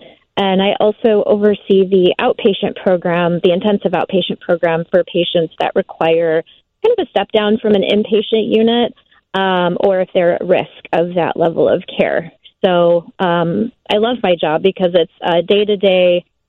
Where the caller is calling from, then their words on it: McHenry, Illinois, United States; I'm actually calling from McHenry, Illinois.